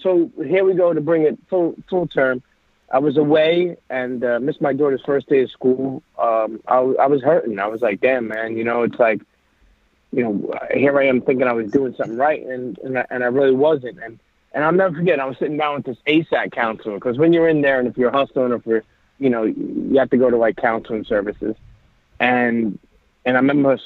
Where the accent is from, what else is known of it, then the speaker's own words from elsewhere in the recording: New York City, New York, United States; also born or lived in Bensonhurst, Brooklyn; I grew up in Coney Island, Brooklyn. And, you know, I'm an Italian, but I grew up in Coney Island, Brooklyn